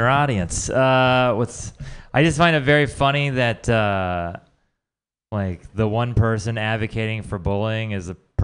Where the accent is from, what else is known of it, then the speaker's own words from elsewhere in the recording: Texas, United States; I'm also from Texas